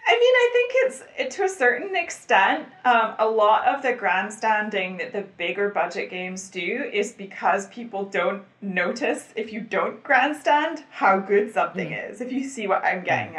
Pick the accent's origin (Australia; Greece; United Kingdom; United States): United Kingdom; Scotland; I'm Scottish